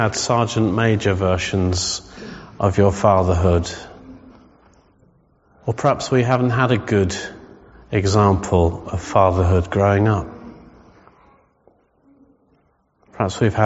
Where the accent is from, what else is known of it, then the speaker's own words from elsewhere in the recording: England, United Kingdom; we're English